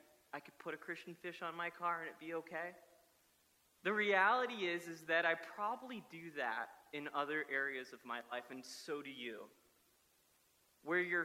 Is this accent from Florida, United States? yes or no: yes; South Florida, United States; moved away; growing up in South Florida